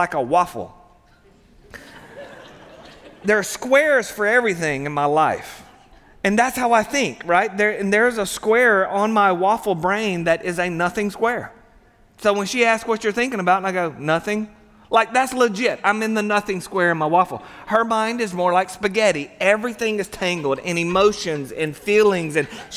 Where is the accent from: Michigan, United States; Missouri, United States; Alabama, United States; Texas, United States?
Alabama, United States; Satsuma; We both, we grew up in Satsuma, Alabama